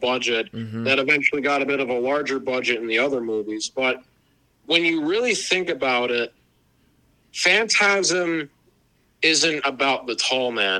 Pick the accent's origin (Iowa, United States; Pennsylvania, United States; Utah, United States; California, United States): Pennsylvania, United States; I come from Pennsylvania